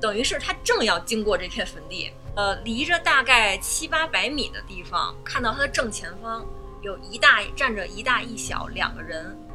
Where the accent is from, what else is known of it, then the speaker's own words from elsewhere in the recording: Beijing, China; 我其实是就是土生土长的石景山人，我从小在石景山出生，长大上学